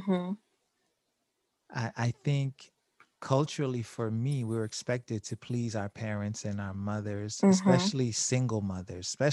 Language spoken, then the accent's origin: English; Haiti; moved away; I was born in Haiti